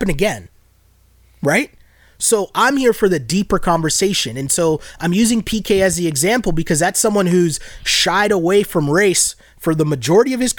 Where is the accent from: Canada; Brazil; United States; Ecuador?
Canada; Toronto, Ontario; growing up in Toronto